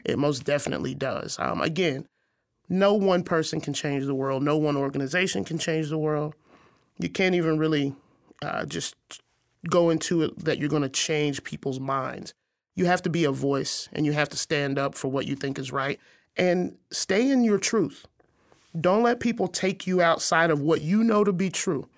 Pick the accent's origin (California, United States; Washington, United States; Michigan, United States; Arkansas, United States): Arkansas, United States; moved away as an adult; also born or lived in Missouri; now in Quad Cities, United States; I grew up in Arkansas, a very small town